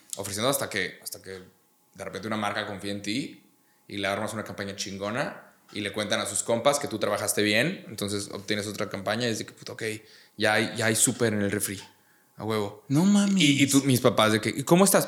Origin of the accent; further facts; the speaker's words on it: Monterrey, Nuevo León, Mexico; Yo soy de Monterrey